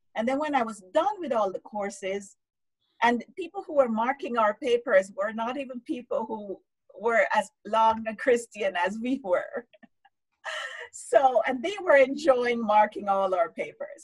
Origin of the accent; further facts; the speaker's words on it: Jamaica; moved away as an adult; also born or lived in United States; now in Canada; growing up in Jamaica to going to the US, studying, moving to Canada, and, you know, um, living in Canada for the last what, 15, almost 16 years